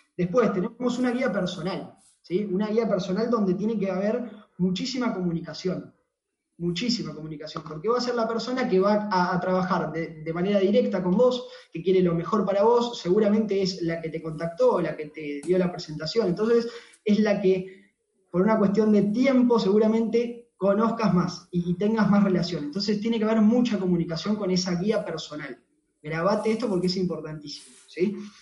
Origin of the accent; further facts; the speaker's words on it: Temperley, Buenos Aires Province, Argentina; soy de acá de Temperley, de Buenos Aires, Argentina